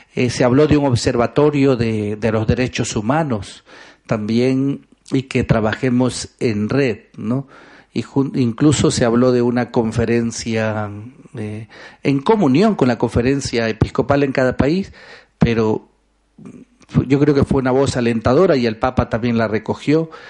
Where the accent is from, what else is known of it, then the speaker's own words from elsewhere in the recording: Ecuador; soy ecuatoriano